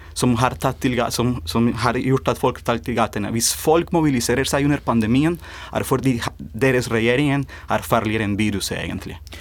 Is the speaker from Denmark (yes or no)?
no; Colombia; now in Norway; jeg kommer også fra, fra Colombia.